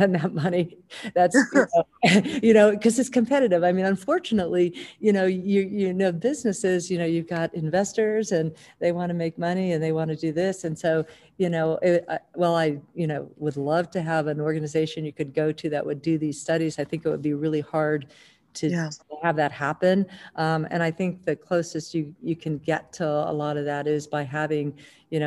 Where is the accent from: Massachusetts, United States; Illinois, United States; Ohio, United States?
Ohio, United States; Northeastern; I grew up in Northeastern Ohio.